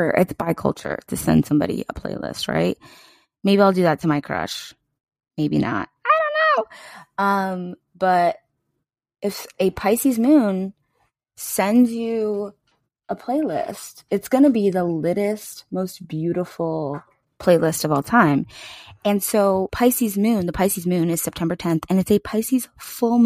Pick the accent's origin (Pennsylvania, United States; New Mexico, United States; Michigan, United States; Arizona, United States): Pennsylvania, United States; PA is where I grew up